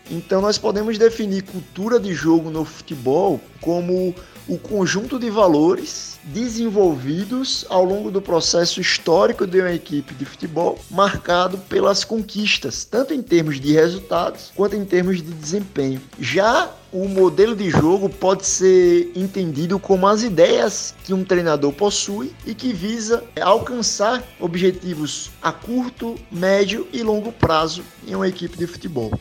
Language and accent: Portuguese; Aracaju, Sergipe, Brazil; sou natural de Aracaju, Sergipe